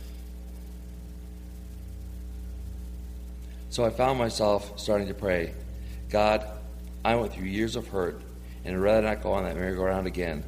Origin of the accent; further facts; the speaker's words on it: New York, United States; moved away as an adult; me being from New York